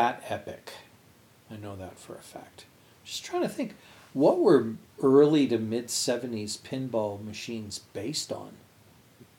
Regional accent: town near Laval Island, Montreal area, Quebec, Canada; my hometown

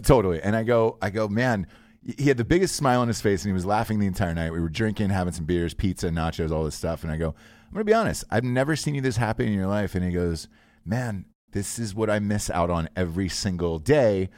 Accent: Georgia, United States; moved away as an adult; also born or lived in Ohio; I grew up in Georgia my entire life

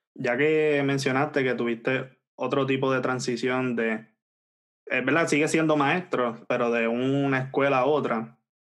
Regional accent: Puerto Rico; nosotros somos de Puerto Rico

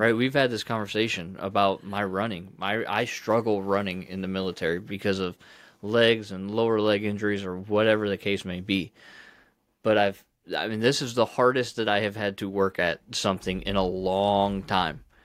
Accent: Ohio, United States; I grew up in Ohio

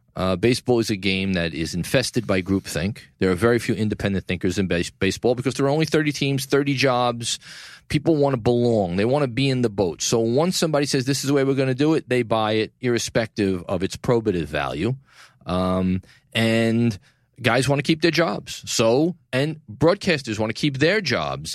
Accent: New York City, New York, United States; downtown New York City, my hometown, Tribeca

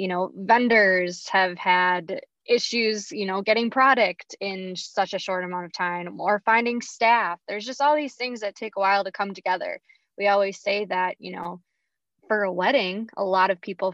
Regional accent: St. Cloud, Minnesota, United States; I am a Minnesota native. I grew up in St. Cloud, Minnesota, Apollo grad, and we grew up coming to the fair

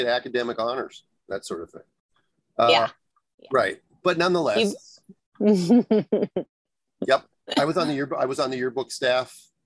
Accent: California, United States; growing up in California beaches

